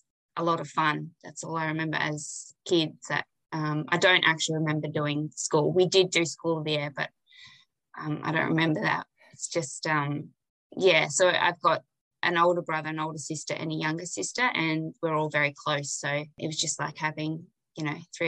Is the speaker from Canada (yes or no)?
no; Kalyeeda Station, Kimberley, Western Australia, Australia; I grew up here on Callier Station